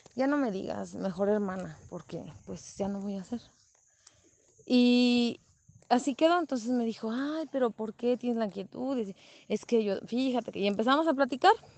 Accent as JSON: {"language": "Spanish", "town": "San José de Gracia", "region": "Michoacán", "country": "Mexico", "tie": "born or raised there", "said": "aquí en el pueblo donde yo soy nativa, en San José de Gracia, Michoacán."}